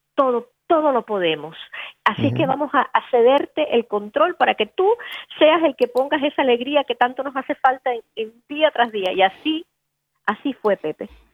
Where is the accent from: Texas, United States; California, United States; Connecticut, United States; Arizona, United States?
Connecticut, United States; moved away; me recuerda tanto a mi niñez, porque yo viví en Connecticut